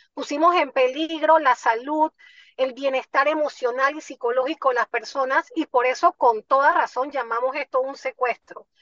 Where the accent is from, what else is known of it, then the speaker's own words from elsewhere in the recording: Panama; los panameños